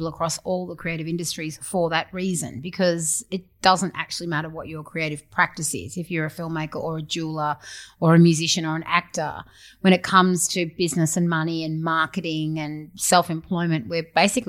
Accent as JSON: {"language": "English", "town": "Newcastle", "region": "New South Wales", "country": "Australia", "tie": "born or raised there", "moved": "yes", "lives_now": "Sydney, Australia", "said": "I'm from Newcastle originally, in case there are any Novocastrians listening, you know, shout out to my hometown."}